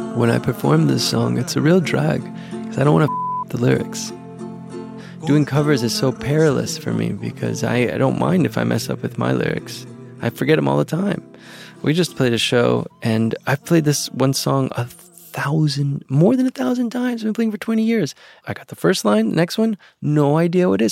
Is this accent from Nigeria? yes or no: no; Venezuela; now in United States; this country that I grew up